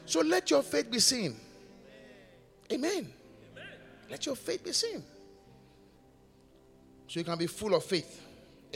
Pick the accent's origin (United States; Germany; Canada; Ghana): Ghana; also born or lived in United Kingdom; I am coming back home